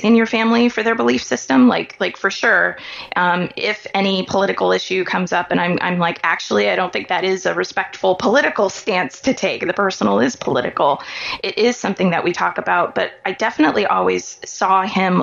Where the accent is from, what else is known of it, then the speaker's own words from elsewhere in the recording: Kansas City, Missouri, United States; I grew up in Kansas City, Missouri, which is different than Kansas City, Kansas.